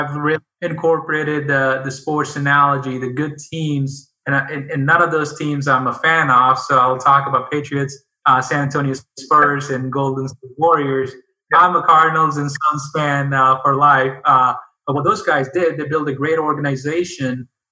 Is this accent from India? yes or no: yes; India; now in United States; I grew up in India